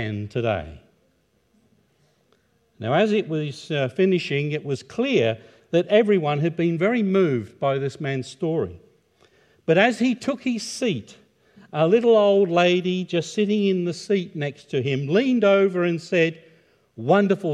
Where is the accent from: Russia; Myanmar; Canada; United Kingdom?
United Kingdom; Ipswich, East of England; I was born in the United Kingdom in 1951, in a town on the east coast called Ipswich, which is in Suffolk.